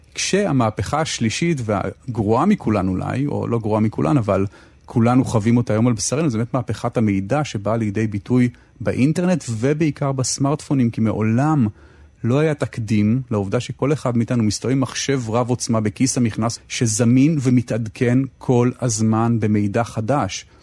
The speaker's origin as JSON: {"language": "Hebrew", "town": "Tel Aviv", "region": "Tel Aviv District", "country": "Israel", "tie": "born or raised there", "said": "אני גדלתי כל חיי בתל אביב"}